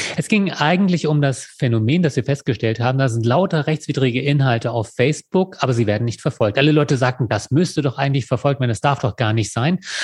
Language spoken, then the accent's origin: German; Lower Saxony, Germany; now in Würzburg, Germany; ich gebürtiger Niedersachse bin